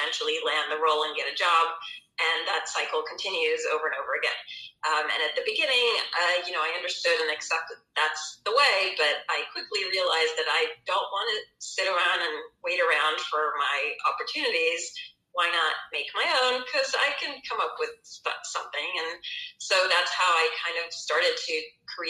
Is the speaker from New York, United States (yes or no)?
no; Atlanta, Georgia, United States; moved away; also born or lived in Israel; I'm from Atlanta, Georgia, USA, but I also lived many years in Israel, so I'm kind of a Mer-Israeli or Isra-American